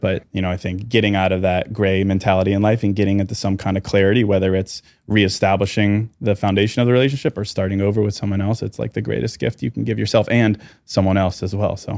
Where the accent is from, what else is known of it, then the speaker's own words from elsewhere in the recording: Chicago, Illinois, United States; Thirty-four, from Chicago.